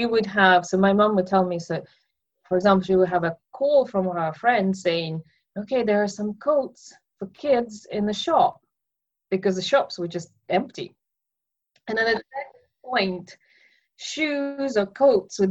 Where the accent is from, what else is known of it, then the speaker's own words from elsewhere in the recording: Russia; moved away; I was born in Russia in 1980, so it was still a Soviet Union